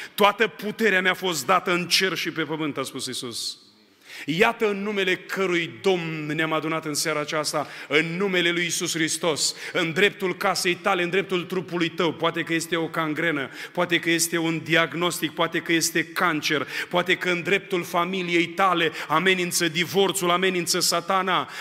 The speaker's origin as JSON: {"language": "Romanian", "town": "Onești", "region": "Bacău County", "country": "Romania", "tie": "born or raised there", "moved": "as an adult", "lives_now": "Arad, Romania", "said": "M-am născut în Onești, județul Bacău. La vârsta de 18 ani am venit în Arad și de 18 ani sunt în Arad"}